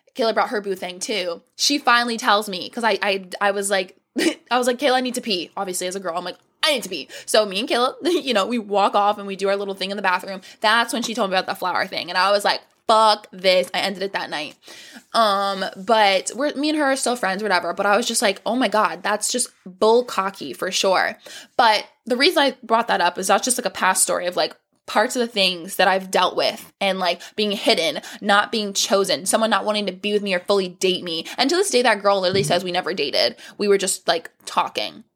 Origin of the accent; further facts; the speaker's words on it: Florida, United States; We're from Florida